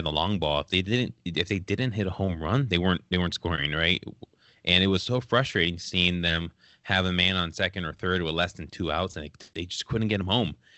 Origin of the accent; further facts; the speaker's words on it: California, United States; I grew up in California